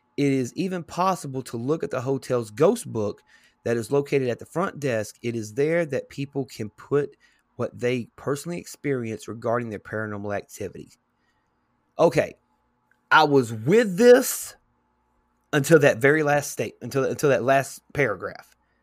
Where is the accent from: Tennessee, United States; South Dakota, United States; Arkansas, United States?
Tennessee, United States; my home state, state of Tennessee